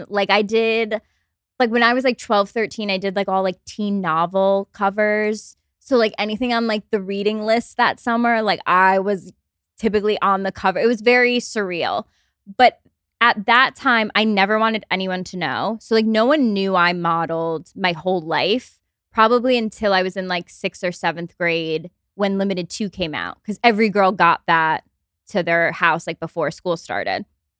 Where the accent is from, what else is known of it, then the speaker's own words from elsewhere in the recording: Albany, New York, United States; I grew up in upstate New York in Albany.